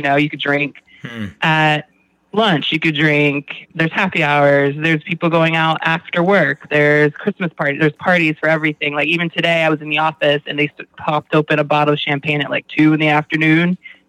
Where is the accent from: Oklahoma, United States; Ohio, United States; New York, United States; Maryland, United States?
Maryland, United States; Glen Burnie; also born or lived in Georgia / Germany; I was born in Georgia, actually. I'm a military kid. So I spent a lot of my time growing up between Glen Burnie, Maryland, as you guys have given the shout out to Glen Burnie, GB, as well as Germany.